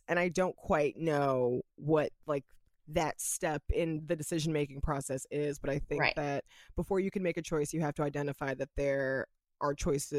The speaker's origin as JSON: {"language": "English", "country": "United States", "said": "you and I as American women, we know that we have freedom of speech"}